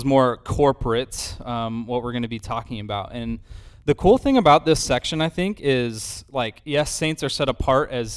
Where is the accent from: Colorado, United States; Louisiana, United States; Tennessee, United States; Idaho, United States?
Idaho, United States; moved away; I grew up in Idaho